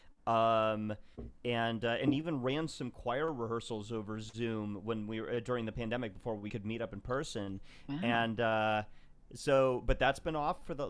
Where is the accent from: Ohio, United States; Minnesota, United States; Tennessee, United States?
Ohio, United States; Akron; moved away as an adult; now in Brooklyn, New York, United States; I'm originally from Akron, Ohio, and a graduate of the Ohio State University.